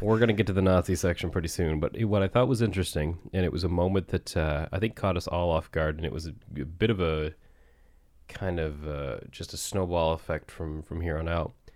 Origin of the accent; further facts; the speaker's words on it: Barrington, Nova Scotia, Canada; we're actually specifically in Riverhead, which is, uh, literally where I grew up